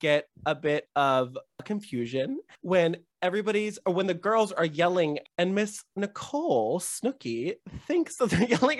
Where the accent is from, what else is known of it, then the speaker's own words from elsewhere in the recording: California, United States; I grew up in California.